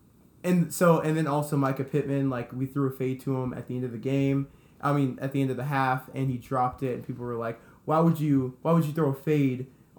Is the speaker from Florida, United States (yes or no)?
yes; Jacksonville, Florida, United States; I'm from Jacksonville, Florida. Grew up there, born and bred.